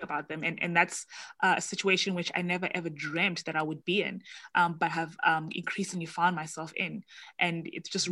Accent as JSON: {"language": "English", "country": "South Africa", "said": "as a South African"}